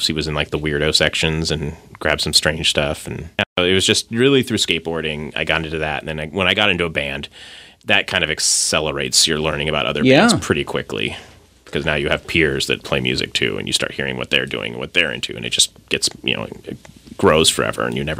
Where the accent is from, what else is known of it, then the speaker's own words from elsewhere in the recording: Bothell, Washington, United States; Yeah, this is the Northwest. I grew up in Bothell.